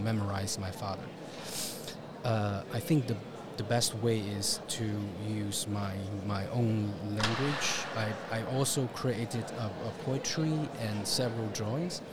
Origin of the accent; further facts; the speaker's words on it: Shanghai, China; English is a second language; moved away as an adult; now in Paris, France; my hometown Shanghai